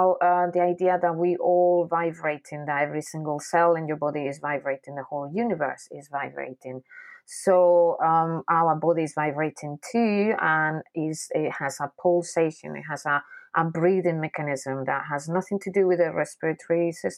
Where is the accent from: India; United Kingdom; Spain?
Spain; Basque Country; I grew up in the Basque Country. The Basque Country is a little area in the north of Spain